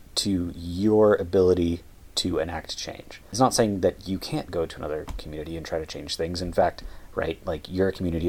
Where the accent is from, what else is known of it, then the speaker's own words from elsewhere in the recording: United States; we're both from the United States